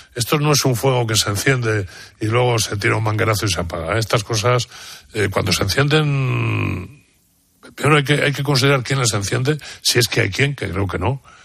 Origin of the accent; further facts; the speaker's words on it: mountains of León, Castile and León, Spain; durante toda mi infancia he vivido en pueblos en la montaña de León